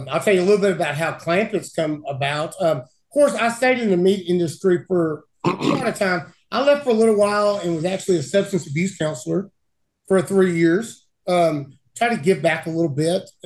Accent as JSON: {"language": "English", "region": "Arkansas", "country": "United States", "tie": "born or raised there", "said": "from my growing up here in Arkansas"}